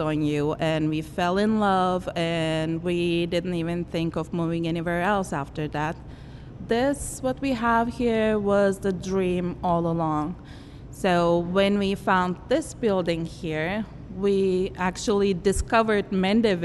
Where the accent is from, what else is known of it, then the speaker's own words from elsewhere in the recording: Istanbul, Turkey; also born or lived in Germany; now in Louisiana, United States; We are from Istanbul